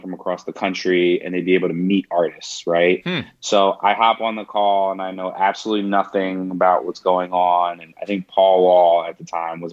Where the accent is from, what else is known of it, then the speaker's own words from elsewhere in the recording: New York, United States; moved away as an adult; also born or lived in Orlando; I'm originally from New York